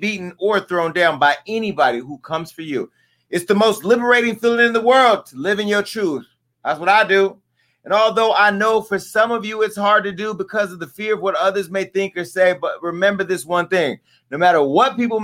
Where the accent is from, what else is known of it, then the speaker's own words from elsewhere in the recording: Stockton, California, United States; I'm from Stockton